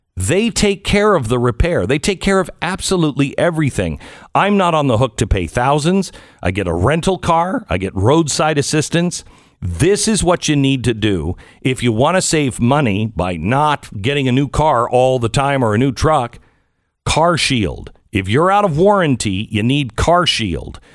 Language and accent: English; Pacific Northwest, United States; I grew up in the Pacific Northwest, the home of Weyerhaeuser